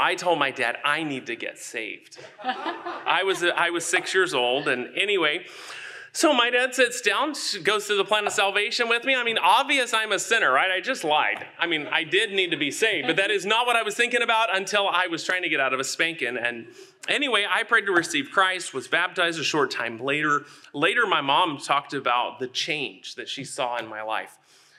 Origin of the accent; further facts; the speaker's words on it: Texarkana, Texas, United States; born there; I was born in Texarkana, Texas, on the Texas side. I've always been very braggadocious about that.